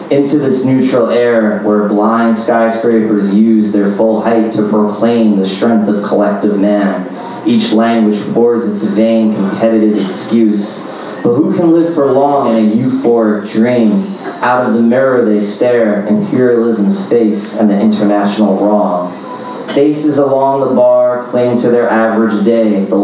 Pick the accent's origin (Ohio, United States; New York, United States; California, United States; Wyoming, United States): New York, United States; New York City; Uh, I'm from Queens.